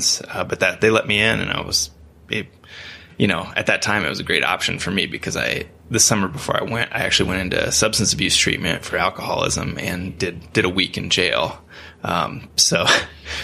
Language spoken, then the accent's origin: English; Iowa, United States; moved away as an adult; also born or lived in New Hampton, Iowa; I grew up in small towns in Iowa. So I went to high school in a little town called New Hampton, Iowa